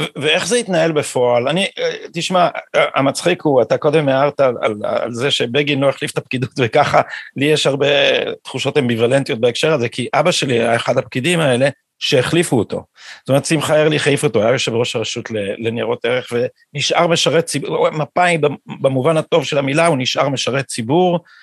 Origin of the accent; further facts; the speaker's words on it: Jerusalem, Jerusalem District, Israel; בא מירושלים ומתוך האליטה הזאת פחות או יותר